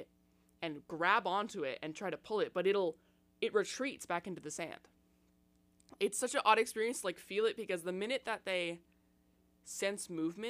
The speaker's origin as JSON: {"language": "English", "town": "Seattle", "region": "Washington", "country": "United States", "lives_now": "Tacoma, United States", "said": "because I'm from Seattle originally. I live in Tacoma most of the time, though."}